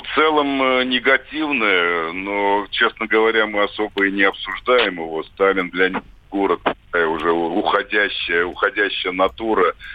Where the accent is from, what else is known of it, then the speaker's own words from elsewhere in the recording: Tbilisi, Georgia; Я родился в Тбилиси